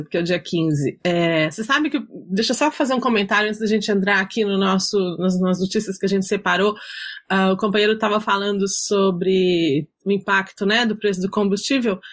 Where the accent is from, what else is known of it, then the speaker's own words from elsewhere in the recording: Minas Gerais, Brazil; sou mineira